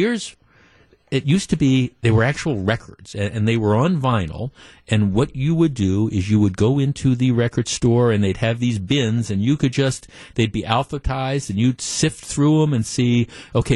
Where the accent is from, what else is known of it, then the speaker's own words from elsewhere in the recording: Glendale, Wisconsin, United States; I grew up in Glendale.